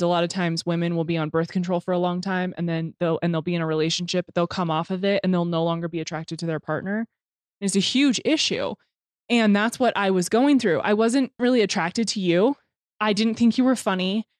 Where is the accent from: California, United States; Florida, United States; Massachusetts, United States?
California, United States; Temecula; moved away; I came from Temecula, which dirt biking and motocross and all that stuff is huge there